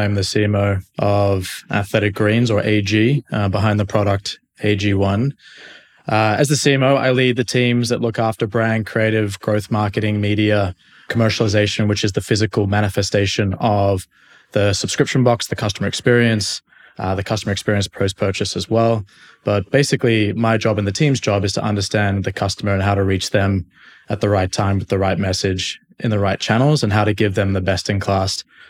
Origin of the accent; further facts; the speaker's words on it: Sydney, New South Wales, Australia; now in United States; Mate, I'm from Sydney, Australia. I have not lived there for quite a while. I've been in the States now for about 6 years